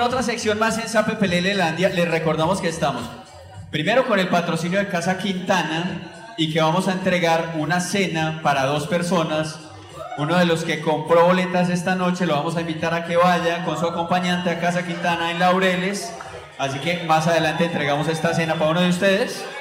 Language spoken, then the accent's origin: Spanish; Medellín, Antioquia, Colombia; en el barrio donde yo crecí, en Santo Domingo Sabio